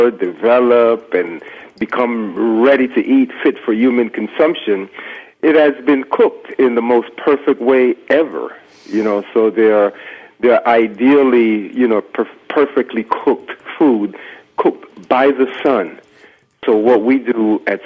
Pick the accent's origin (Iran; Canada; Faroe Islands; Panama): Panama; Canal Zone; moved away; my background growing up in Panama on the Canal Zone